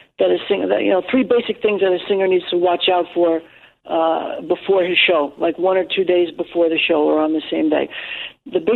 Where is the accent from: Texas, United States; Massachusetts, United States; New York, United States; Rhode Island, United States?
New York, United States; New York City; born or raised there; first language English